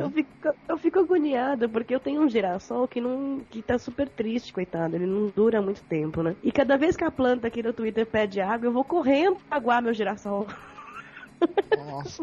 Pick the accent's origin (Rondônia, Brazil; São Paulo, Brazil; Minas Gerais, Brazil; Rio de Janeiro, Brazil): São Paulo, Brazil; now in Europe; Eu sou paulista